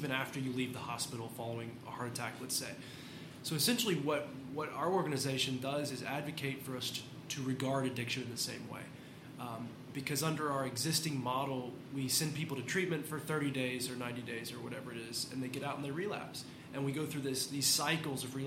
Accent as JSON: {"language": "English", "town": "Lexington", "region": "Kentucky", "country": "United States", "tie": "born or raised there", "said": "I'm born and raised in Lexington here in Central Kentucky"}